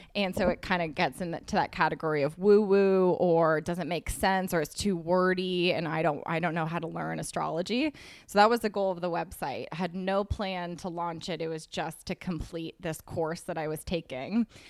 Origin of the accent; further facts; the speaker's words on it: Berkeley, California, United States; moved away as an adult; also born or lived in New York City; I'm from California, from Berkeley, and I moved to New York City the day after I graduated